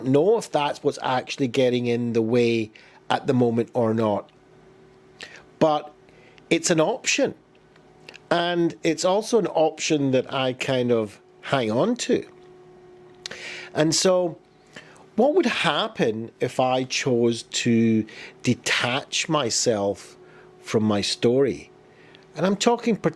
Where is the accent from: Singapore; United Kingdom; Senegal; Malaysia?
United Kingdom; Glasgow, Scotland; I was born in Glasgow, I grew up, I was bullied as a child